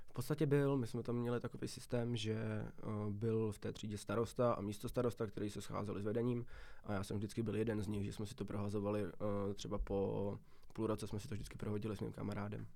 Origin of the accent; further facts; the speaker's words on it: Vacov, South Bohemian Region, Czechia; moved away as an adult; now in České Budějovice, Czechia; Já jsem tady v podstatě ze Šumavy, kousek od Strakonic, pak je tam taková, takový městečko jménem Vacov a já bydlím ještě v takový malinký vesnice jménem Dobrý